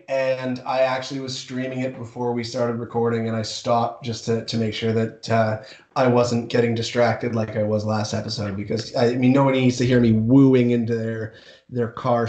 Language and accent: English; Ontario, Canada; Sorry, we're from Ontario.